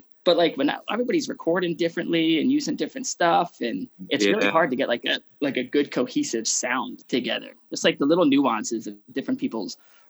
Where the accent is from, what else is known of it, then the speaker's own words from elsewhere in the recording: Philadelphia, Pennsylvania, United States; moved away as an adult; also born or lived in Los Angeles; I was from Philly when I was in LA.